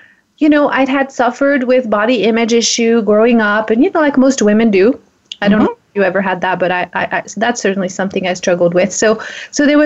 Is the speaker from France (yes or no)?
yes; France; moved away; I'm from France